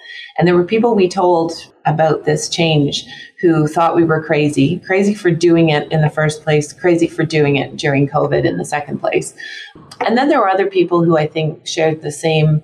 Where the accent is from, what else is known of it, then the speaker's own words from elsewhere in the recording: Canada; moved away as an adult; now in Florida, United States; I'm Canadian